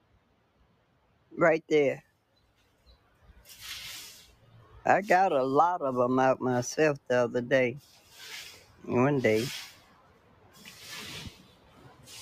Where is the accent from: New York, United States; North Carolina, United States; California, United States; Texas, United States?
North Carolina, United States; Henderson; born or raised there